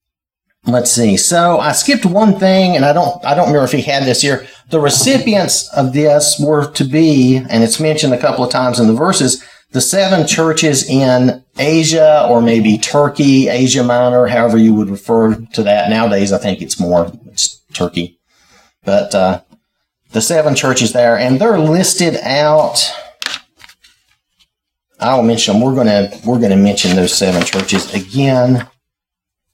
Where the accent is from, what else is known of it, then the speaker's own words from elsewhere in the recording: the South, United States; I'm from the South